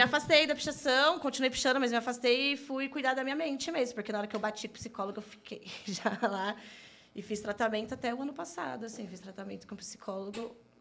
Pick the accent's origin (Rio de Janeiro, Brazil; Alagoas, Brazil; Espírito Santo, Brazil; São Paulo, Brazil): São Paulo, Brazil; Santo André; Sou natural de Santo André, nascida e criada